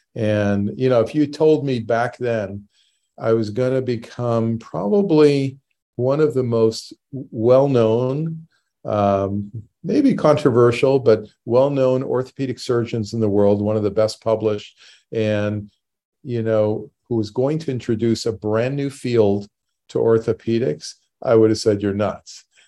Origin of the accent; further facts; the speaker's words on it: Canada; moved away as an adult; now in United States; I grew up in Canada, and I, um, moved to the U S in eighty-seven